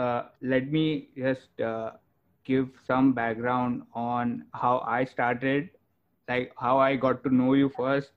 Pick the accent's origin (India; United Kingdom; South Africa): India; moved away as an adult; now in United States; originally I'm from India